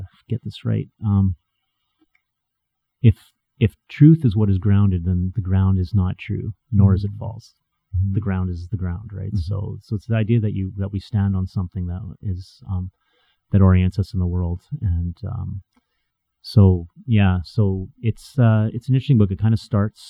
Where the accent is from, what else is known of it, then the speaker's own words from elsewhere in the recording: Edmonton, Alberta, Canada; I went to Edmonton Christian High School. I went to, you know, West Edmonton Christian School.